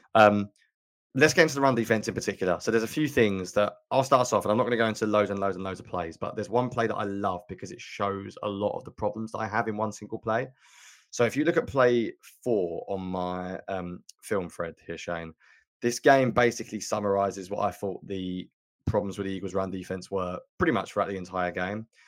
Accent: England, United Kingdom; I'm from England

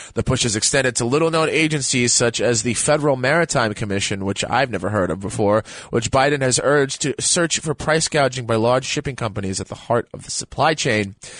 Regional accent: New York City, New York, United States; I'm born and raised in the Bronx

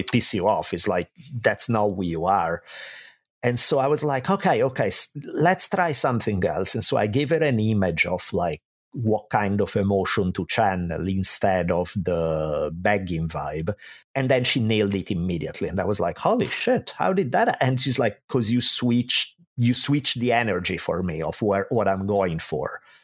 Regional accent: Italy; moved away as an adult; now in United States; I grew up in Italy

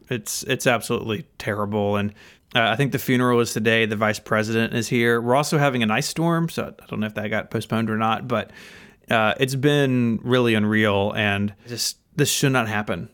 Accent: Memphis, Tennessee, United States; I'm from Memphis, uh, still live in Memphis. I've lived here my whole life

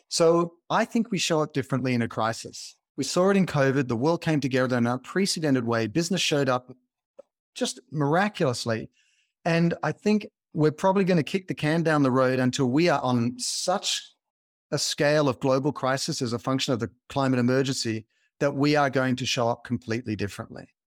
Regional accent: Australia; now in California, United States; I grew up in Australia, as you can probably hear in my accent

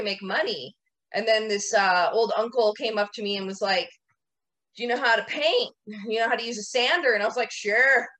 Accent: Washington, United States; also born or lived in Florida; now in Hawaii, United States; I'm from Washington originally.

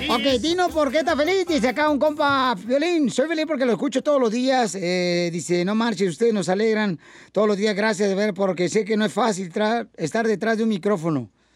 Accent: near Jamay, Jalisco, Mexico; moved away; Pablo es de Jamay, Jalisco, cerca, señores, de mi tierra natal

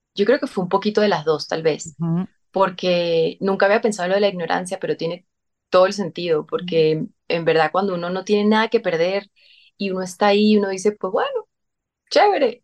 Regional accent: San Cristóbal, Táchira, Venezuela; moved away; yo desde chiquitica hacía teatro en San Cristóbal

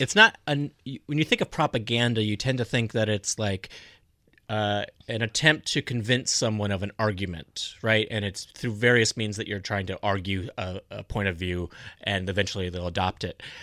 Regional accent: North Dakota, United States; born or raised there; moved away

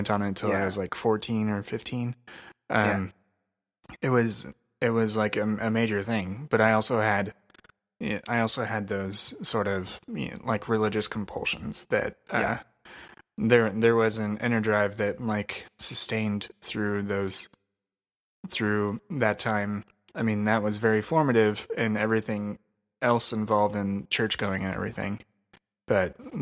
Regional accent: Crawfordsville, Indiana, United States; I grew up in Crawfordsville, Indiana

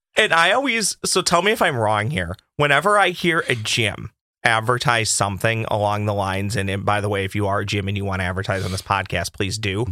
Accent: Boston, Massachusetts, United States; I'm from Boston

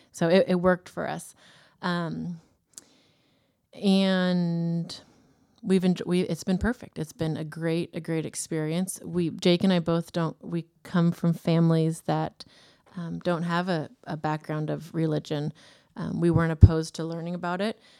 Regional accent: Davis, California, United States; now in Woodland, United States; I grew up in Davis.

